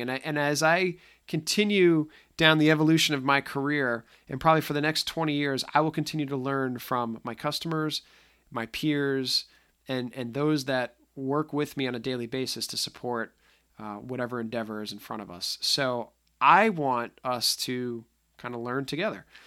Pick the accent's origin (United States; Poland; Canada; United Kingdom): United States; just outside of Boston, Massachusetts; accent: slight accent (Boston); I may have a slight accent. I am just outside of Boston. So if I tend to sound like I'm from Goodwill Hunting, that's just, uh, the old school of me getting out. But, um, no, I, uh, I enjoy being from the Northeast